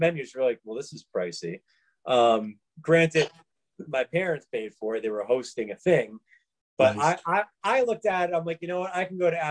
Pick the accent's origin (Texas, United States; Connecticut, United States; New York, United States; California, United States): New York, United States; New York City; moved away; I grew up in New York